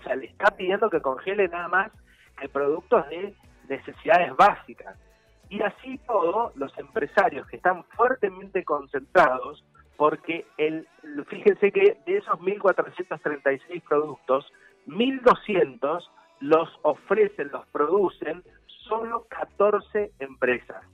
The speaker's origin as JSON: {"language": "Spanish", "country": "Argentina", "said": "Nosotros somos 45 millones argentinos y argentinos."}